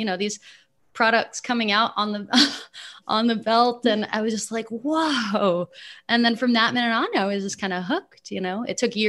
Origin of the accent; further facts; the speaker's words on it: San Francisco, California, United States; moved away; also born or lived in Chicago; growing up in San Francisco